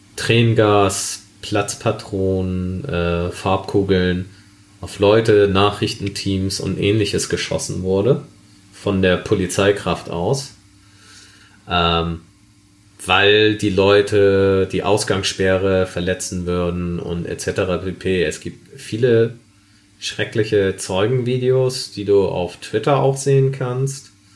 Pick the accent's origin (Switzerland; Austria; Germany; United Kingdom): Germany; Ich bin äh, in Deutschland geboren, in Deutschland aufgewachsen. Ich bin Deutscher.